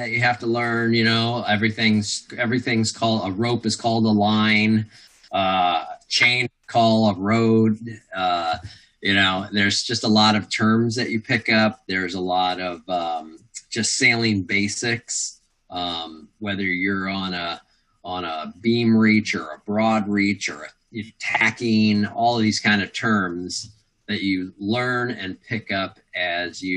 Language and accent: English; Midwest, United States; I grew up in the Midwest